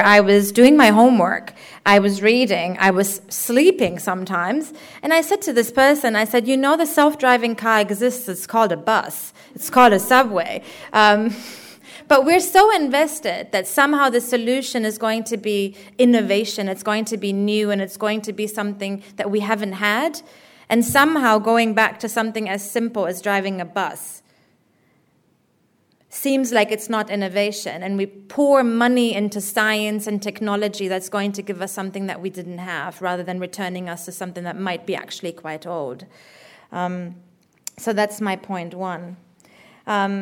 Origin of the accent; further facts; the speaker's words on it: Germany; moved away as an adult; also born or lived in Berlin / Dunedin; now in New Zealand; As a person who grew up in Germany, but who's originally from the global south